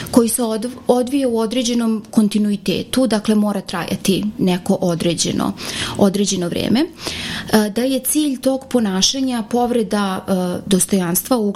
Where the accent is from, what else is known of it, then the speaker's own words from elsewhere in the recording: Serbia; ovde kod nas u Srbiji